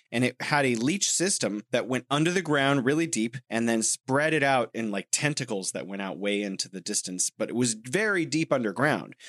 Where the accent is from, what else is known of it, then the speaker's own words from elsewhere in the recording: United States; moved away; I'm an American.